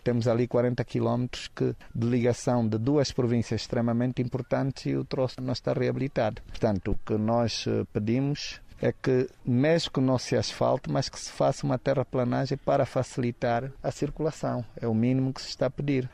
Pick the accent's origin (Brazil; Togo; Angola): Angola; Caconda, Huíla; moved away; also born or lived in Benguela; a terra onde eu nasci